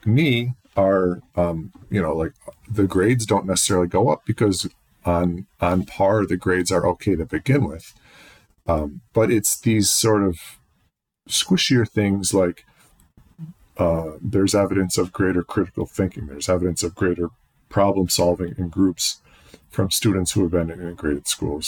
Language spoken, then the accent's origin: English; Penfield, New York, United States; I was raised in Penfield.